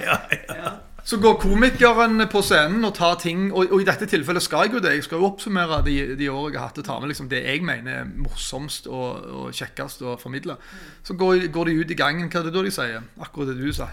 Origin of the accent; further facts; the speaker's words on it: Norway; Vi er jo fra Tjenestvoll